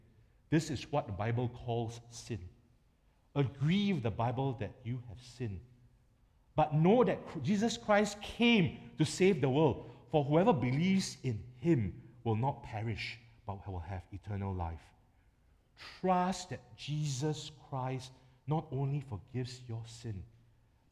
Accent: Singapore; as a Singaporean

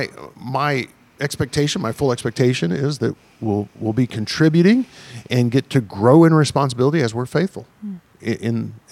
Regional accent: Deep South, United States; I grew up in the Deep South

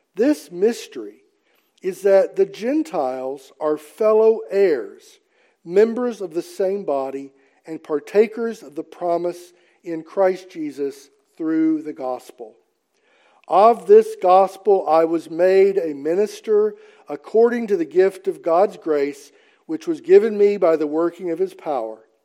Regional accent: Mississippi, United States; I'm from Mississippi

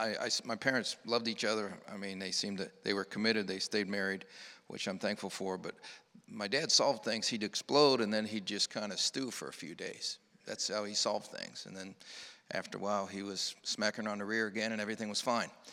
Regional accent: Northeast Ohio, United States; I grew up in Northeast Ohio

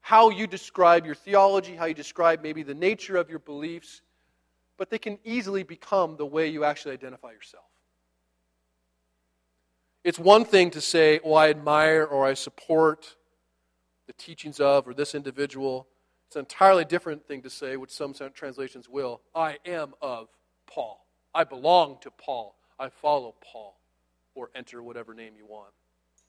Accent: United States; I'm an American

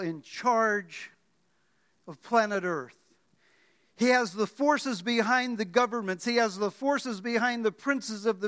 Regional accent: Miami, Florida, United States; also born or lived in The Bronx, New York; I was born in the Bronx, grew up in Miami

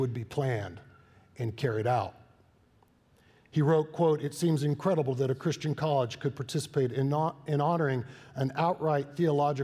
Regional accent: Waco, Texas, United States; I was born in Waco, Texas.

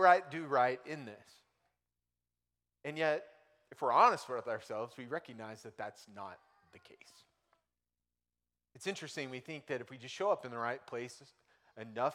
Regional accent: United States; I grew up in America

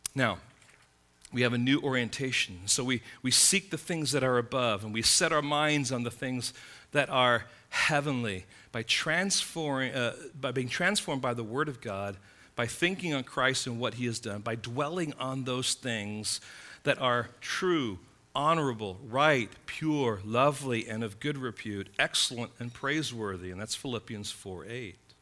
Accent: United States; I'm an American citizen

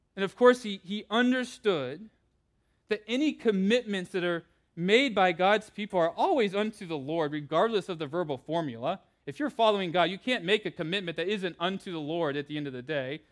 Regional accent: California, United States; I grew up with in California

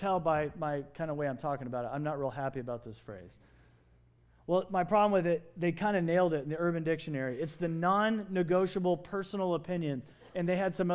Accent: Kentucky, United States; moved away as an adult; now in Phoenix, United States; I grew up in Kentucky. I spent all my high school years there.

